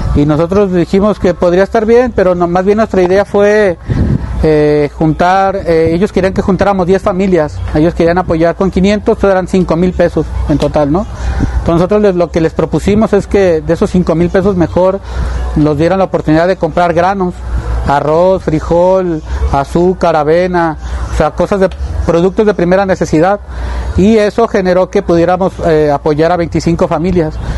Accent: Chapultenango, Chiapas, Mexico; now in Guadalajara, Mexico; soy soque de Chapultenango, Chiapas, inmigrante aquí en la ciudad de Guadalajara

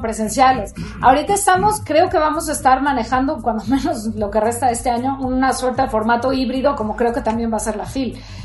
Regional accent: Mexico City, Mexico; soy chilanga, soy chilanga, aunque mi familia, tanto mi mamá como mi papá, eran de Tehuantepec

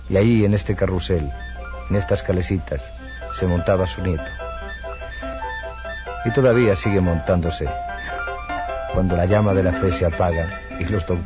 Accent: Barcelona, Catalonia, Spain; born there; Nací en Barcelona un 27 de diciembre de 1943. Mi madre dice que hacía frío. Nací en una clínica muy chiquita a la que siempre me tocó ir a parar.

